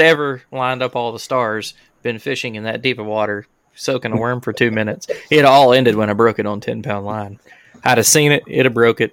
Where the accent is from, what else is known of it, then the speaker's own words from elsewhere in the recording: Alabama, United States; we're all from Alabama.